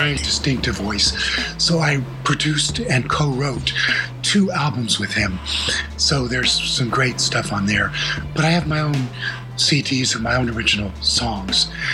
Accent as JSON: {"language": "English", "region": "New Jersey", "country": "United States", "tie": "born or raised there", "also_born_or_lived": "Vermont", "moved": "as an adult", "said": "been growing up in New Jersey, um, near New York"}